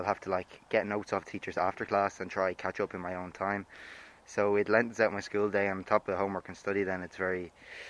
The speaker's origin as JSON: {"language": "English", "town": "Cavan", "region": "Ulster", "country": "Ireland", "said": "I'm 17 years old and I'm from Cavan, and I'm doing the Leaving Cert this year."}